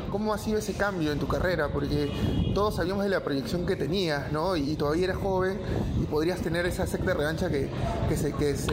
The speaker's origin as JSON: {"language": "Spanish", "region": "Lima", "country": "Peru", "said": "soy de Monterrico."}